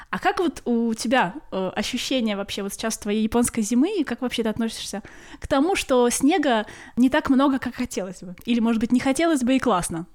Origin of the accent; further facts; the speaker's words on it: Kaliningrad, Kaliningrad Oblast, Russia; moved away as an adult; now in Corsica, France; я родилась и выросла в Калининграде, и 30 лет своей жизни прожила в Калининграде